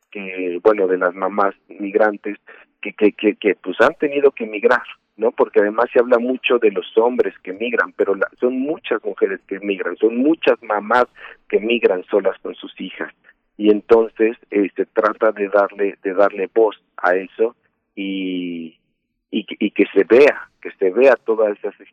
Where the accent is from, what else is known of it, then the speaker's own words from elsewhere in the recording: Mexico City, Mexico; barrios este que donde crecimos porque la misma sociedad nos orillaba a, sentirnos mal de, decir, no, pues soy de la Pantitlán, soy de Nesa, soy de Tacubaya, soy del Cerro del Judío